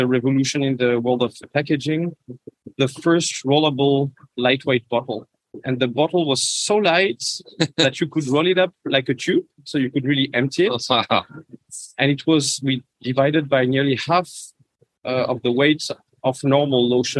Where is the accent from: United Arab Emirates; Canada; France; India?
France; moved away as an adult; also born or lived in Reims, France; now in Hamburg, Germany; Obviously, you can see with my name that I'm French. It's a very French name. I'm currently the packaging director for the Nivea brand. Mm-hmm. And I'm located in Hamburg in Germany.